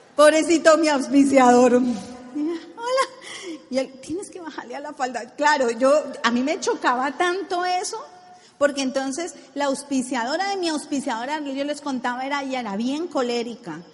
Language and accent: Spanish; Colombia; decimos en Colombia